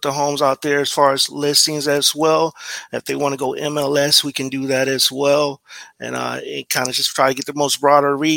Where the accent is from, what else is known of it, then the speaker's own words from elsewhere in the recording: Brevard County, Florida, United States; moved away as an adult; also born or lived in Tallahassee, Florida; now in Tampa, United States; I'm actually here from Brevard County. That's actually on the East Coast